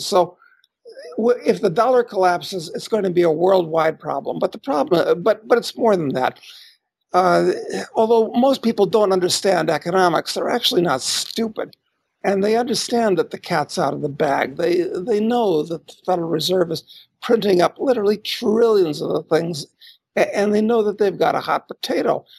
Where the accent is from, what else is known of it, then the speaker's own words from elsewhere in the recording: United States; moved away as an adult; I'm an American, and uh, I still spend time in the U.S., but I've been to 175 countries. I've lived in 12 at this point